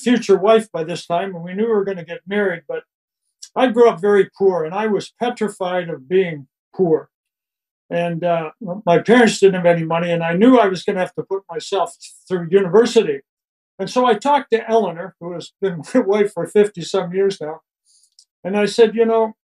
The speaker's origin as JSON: {"language": "English", "town": "Lucknow", "region": "Ontario", "country": "Canada", "tie": "born or raised there", "also_born_or_lived": "Lake Huron near Kincardine, Ontario", "said": "grew up in Lucknow, Ontario, which is about 15 miles from Kincardine"}